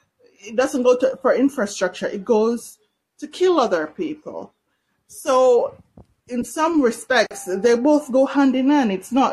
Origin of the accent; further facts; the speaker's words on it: Canada; I'm Canadian, I'm also Jamaican.